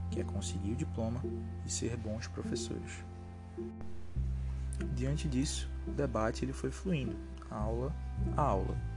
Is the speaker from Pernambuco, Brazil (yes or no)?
yes; Recife, Pernambuco, Brazil; lá no meu bairro de origem, bairro de Afogados.